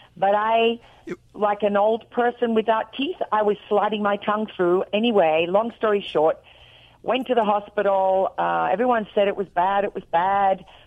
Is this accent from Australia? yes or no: yes; Australia; accent: Australian; moved away as an adult; now in Nashville, United States; I'm real Australian.